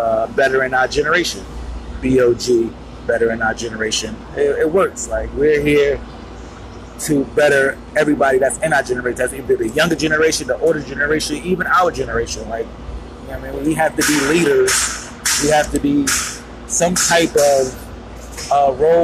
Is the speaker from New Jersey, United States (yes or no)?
yes; Newark, New Jersey, United States; now in Huntington, United States; I'm originally from New Jersey. Shout out Newark